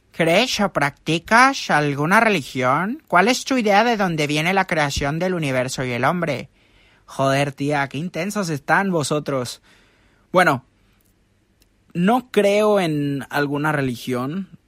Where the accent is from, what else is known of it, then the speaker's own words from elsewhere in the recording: Mexico; cuando nos preguntó de dónde éramos y dijimos México